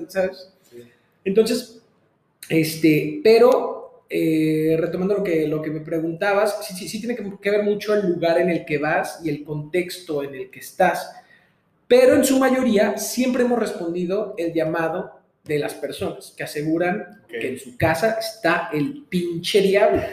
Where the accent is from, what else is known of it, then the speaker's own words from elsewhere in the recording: Mexico; soy mexicano